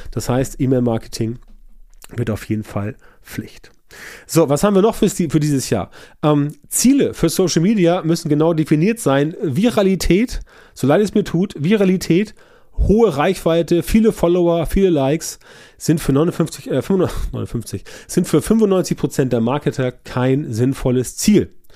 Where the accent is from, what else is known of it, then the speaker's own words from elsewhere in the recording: Germany; bei uns in Deutschland